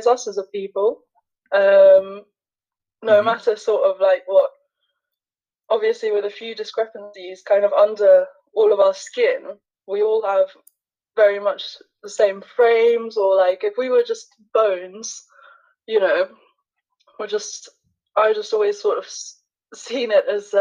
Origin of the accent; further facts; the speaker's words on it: London, United Kingdom; I'm an artist from London